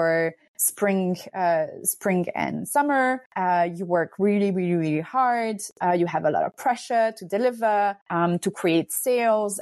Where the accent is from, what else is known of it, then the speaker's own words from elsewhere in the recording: France; I'm Hungarian, but I'm also French. I grew up in France.